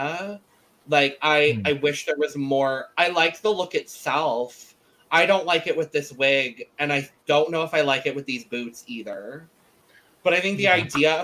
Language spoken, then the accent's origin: English; Arizona, United States; As someone born and raised in Arizona